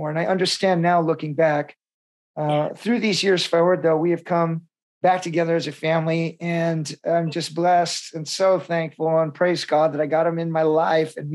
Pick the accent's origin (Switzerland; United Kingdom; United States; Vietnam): Vietnam; born there; It felt like it was my real homecoming. I was born in Vietnam.